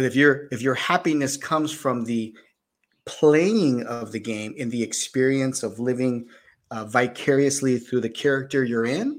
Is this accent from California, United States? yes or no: yes; Bay Area, California, United States; moved away; I came from the Bay Area also. So as a kid growing up, we learned programming